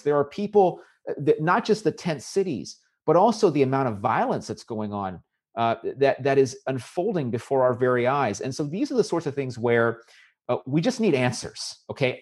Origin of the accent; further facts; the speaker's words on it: Southern California, United States; also born or lived in Fayetteville, North Carolina / Rowland Heights, California; I grew up in California. I grew up in Southern California